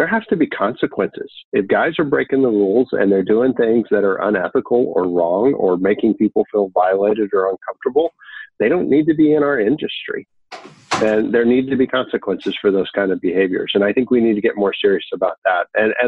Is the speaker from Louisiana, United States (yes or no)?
no; Texas, United States; I'm from Texas, ladies first, right?